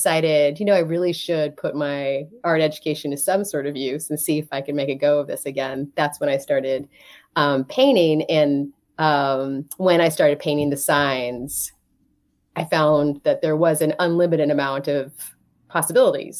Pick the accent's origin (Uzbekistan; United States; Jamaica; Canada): United States; near Columbus, Ohio; moved away as an adult; also born or lived in New York City; now in Elm Grove, United States; I grew up in Ohio